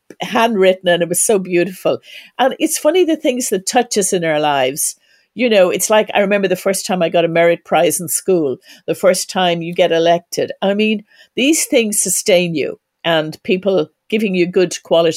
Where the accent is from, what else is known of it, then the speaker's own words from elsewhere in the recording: Ireland; as an Irish woman